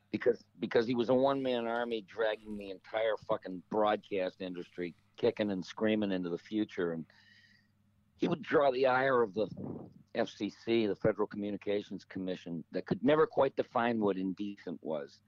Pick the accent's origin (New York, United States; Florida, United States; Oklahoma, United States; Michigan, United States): Michigan, United States; Detroit; growing up in Detroit